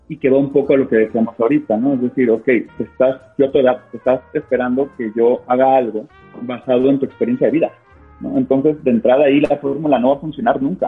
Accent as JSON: {"language": "Spanish", "region": "Sinaloa", "country": "Mexico", "moved": "yes", "said": "yo soy de Sinaloa"}